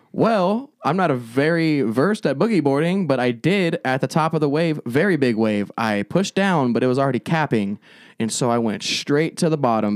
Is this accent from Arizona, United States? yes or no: yes; Avondale, Arizona, United States; also born or lived in Phoenix; I grew up majorly, like, Avondale, Goodyear area